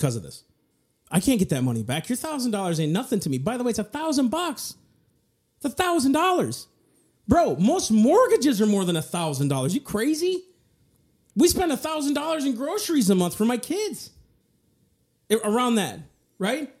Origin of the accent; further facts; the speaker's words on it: United States; I was born in America